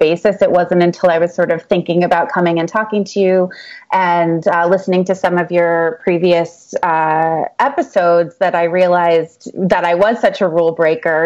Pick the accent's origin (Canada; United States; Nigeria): United States; Northampton, Massachusetts; moved away as an adult; also born or lived in New York City; I'm originally from Massachusetts, a little small college town called Northampton, Massachusetts, which is where Smith College is. And I sort of lived the college campus-y life